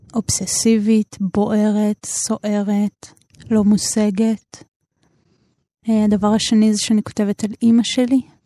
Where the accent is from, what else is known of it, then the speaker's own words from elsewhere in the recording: Jerusalem, Jerusalem District, Israel; נולדתי בירושלים.